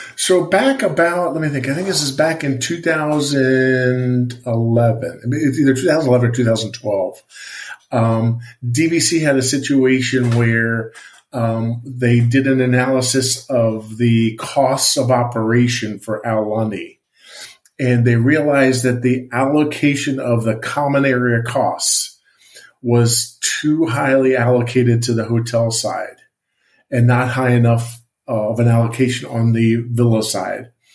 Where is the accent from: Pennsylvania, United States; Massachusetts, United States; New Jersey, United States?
Pennsylvania, United States; Allentown; moved away; I grew up on the East Coast I lived in Allentown Pennsylvania